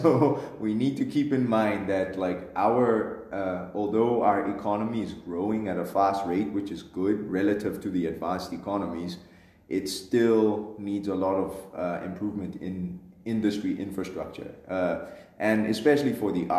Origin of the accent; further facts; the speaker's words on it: Pretoria, Gauteng, South Africa; also born or lived in unnamed small hometown, South Africa; when I moved to Pretoria at 10, I kind of got exposed to DSTV, suburban life. In my hometown, we had Mnet, but we didn't have DSTV